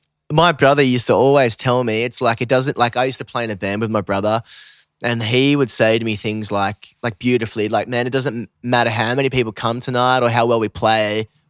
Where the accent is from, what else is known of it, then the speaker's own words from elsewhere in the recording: Australia; now in United States; I think especially as an Aussie, once you've lived in the States for a while